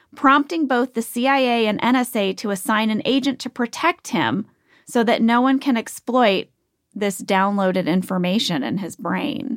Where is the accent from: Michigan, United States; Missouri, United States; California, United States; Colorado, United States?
Missouri, United States; St. Louis; born or raised there